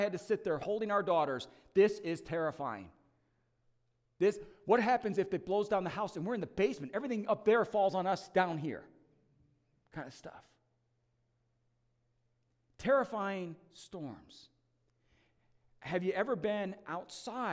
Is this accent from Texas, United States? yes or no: no; Wisconsin, United States; I grew up in Wisconsin